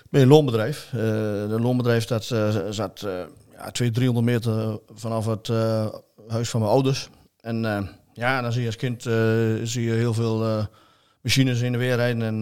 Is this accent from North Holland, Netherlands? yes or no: no; Vroomshoop, Utrecht, Netherlands; ik kom uit Vroomsop.